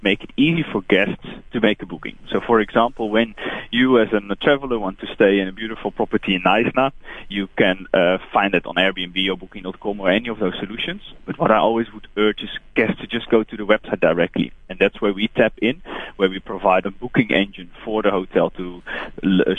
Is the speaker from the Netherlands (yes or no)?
yes; Netherlands; English is a second language; moved away as an adult; now in South Africa; I'm from the Netherlands, but I moved to this beautiful country 5 years ago. Can't get rid of the accent.